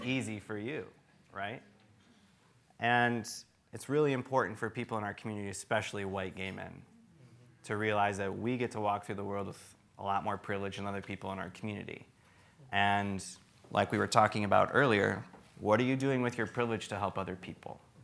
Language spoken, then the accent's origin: English; Traverse City, Michigan, United States; I grew up in Traverse City, Michigan